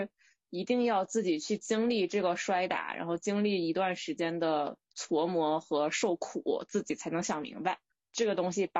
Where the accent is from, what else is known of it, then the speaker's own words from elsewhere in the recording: northern China, China; 我们当时同宿舍里只有我是一个北方人，然后其他三个人都是广州本地人。